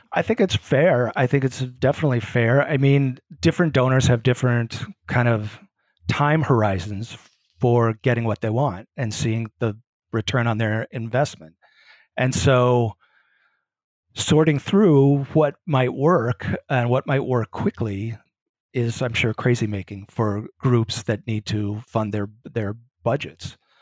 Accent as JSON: {"language": "English", "town": "Grinnell", "region": "Iowa", "country": "United States", "tie": "born or raised there", "also_born_or_lived": "St. Paul, Minnesota", "moved": "as an adult", "lives_now": "Chicago, United States", "said": "I grew up in Grinnell, Iowa."}